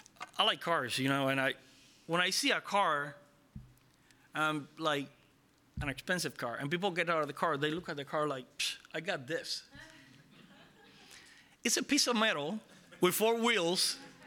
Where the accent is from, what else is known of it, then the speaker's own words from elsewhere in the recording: Israel; I mean, I'm from Israel. I know about the law.